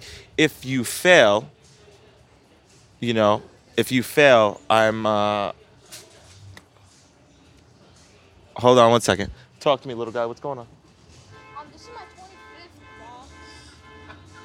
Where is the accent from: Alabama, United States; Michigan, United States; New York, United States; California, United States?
New York, United States; New York City; I tell people where I'm from, I wasn't saying like, I would give them as like a point of reference, like, Coney Island, because everyone knows Coney Island. No one knows Manhattan Beach